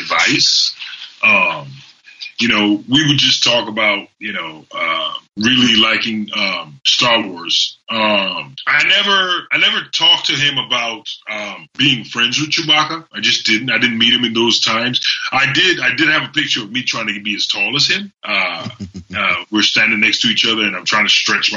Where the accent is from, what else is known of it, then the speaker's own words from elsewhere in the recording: Trinidad & Tobago; I grew up in Trinidad and Tobago.